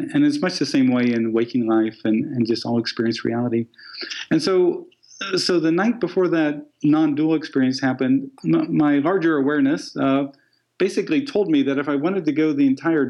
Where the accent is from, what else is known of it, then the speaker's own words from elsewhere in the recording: Midwest, United States; I'm a guy from the Midwest